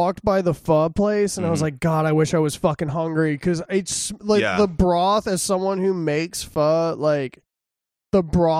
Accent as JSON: {"language": "English", "region": "Texas", "country": "United States", "said": "I'm from Texas, of course, that's what I want."}